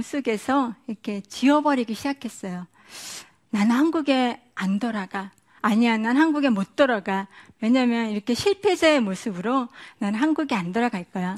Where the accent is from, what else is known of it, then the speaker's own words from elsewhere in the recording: South Korea; moved away as an adult; now in United States; 저는 한국 사람이었다가 미국 사람이 됐고